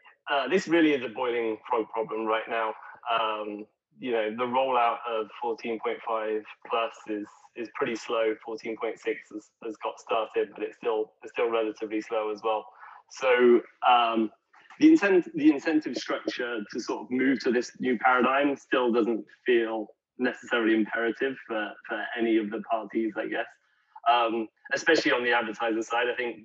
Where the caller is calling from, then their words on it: Seattle, Washington, United States; also born or lived in San Francisco; Yeah, right now I did a COVID move during Seattle. So over the last year. So yeah, I'm in Seattle right now. But previously was in San Francisco.